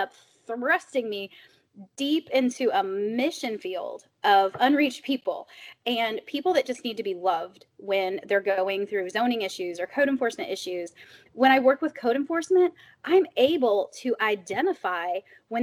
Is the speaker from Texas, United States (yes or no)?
no; Springfield, Illinois, United States; moved away as an adult; also born or lived in Chicago suburbs, Illinois; now in Staunton, United States; I grew up in Springfield, Illinois.